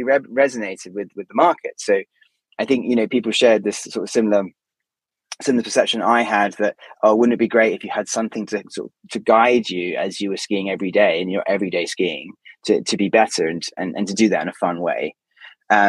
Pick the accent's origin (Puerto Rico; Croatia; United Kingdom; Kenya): United Kingdom; obviously we're both British